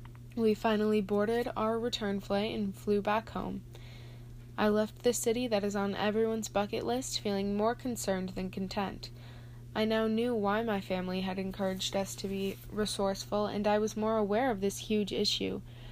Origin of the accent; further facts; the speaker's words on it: Austin, Minnesota, United States; Growing up in Austin, Minnesota, I had not been exposed to the vast array of pollution throughout the earth.